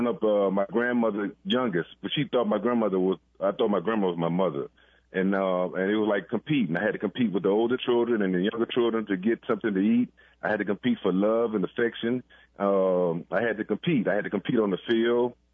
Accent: New Orleans, Louisiana, United States; I grew up in the Sixth Ward, the Lafitte Project, so I knew nothing about the Ninth Ward

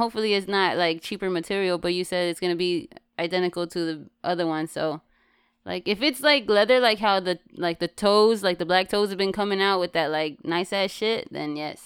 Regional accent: West Coast, United States; I'm from the West Coast

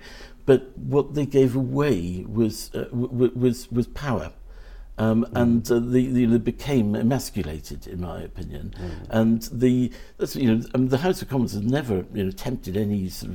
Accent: South Wales, United Kingdom; moved away; I'm from South Wales originally

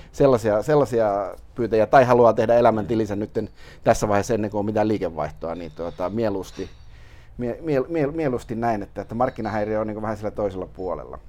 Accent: Lappeenranta, South Karelia, Finland; now in Helsinki, Finland; Lauritsalaan, mistä olen kotoisin

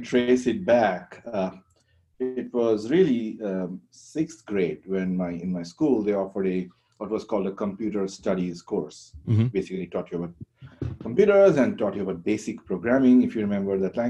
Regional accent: India; moved away as an adult; now in United States; I grew up in India. I went to school in India.

